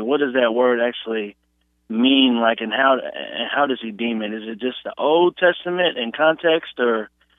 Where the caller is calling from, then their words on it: Brazil, Indiana, United States; I'm calling from Brazil, Indiana.